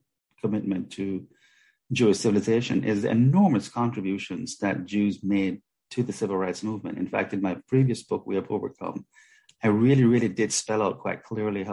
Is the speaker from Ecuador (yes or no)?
no; Jamaica; I grew up in Jamaica